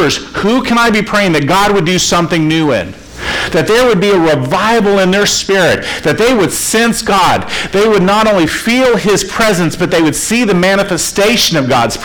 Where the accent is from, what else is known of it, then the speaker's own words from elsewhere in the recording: Florida, United States; I grew up in Florida